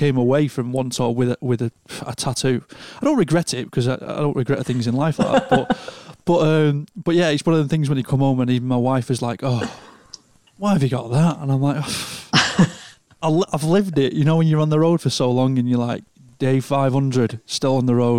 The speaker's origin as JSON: {"language": "English", "area": "Lancashire", "region": "North West England", "country": "United Kingdom", "said": "Lancashire, the real Rose."}